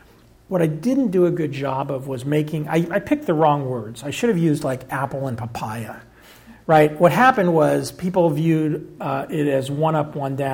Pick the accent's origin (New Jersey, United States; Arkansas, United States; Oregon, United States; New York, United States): Arkansas, United States; born there; Nope. I was born in Arkansas.